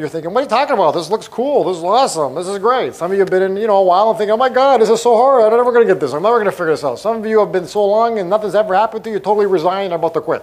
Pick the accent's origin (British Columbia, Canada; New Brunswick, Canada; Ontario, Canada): Ontario, Canada; Toronto; now in Arizona, United States; I was born and raised in Toronto, Canada